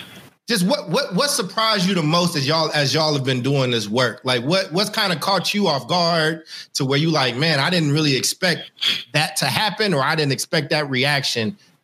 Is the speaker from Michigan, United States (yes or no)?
no; Oakland, California, United States; growing up in Oakland